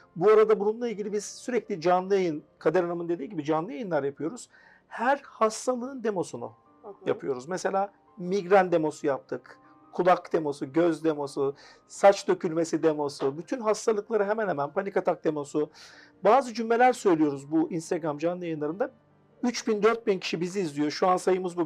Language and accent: Turkish; Afyonkarahisar, Turkey; 1983 Afyon, Karahisar doğumluyum. Ee, üniversite öğrenimi Afyon'da yaptım kendi memleketimde.